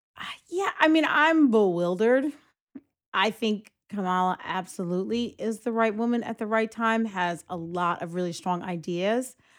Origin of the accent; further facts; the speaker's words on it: Greenburgh, New York, United States; we grew up in Greenberg